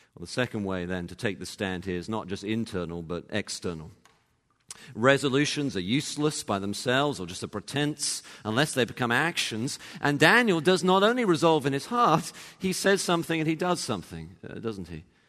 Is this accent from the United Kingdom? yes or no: yes; England, United Kingdom; moved away; I actually grew up in England and, uh, you know, was born there, went to university there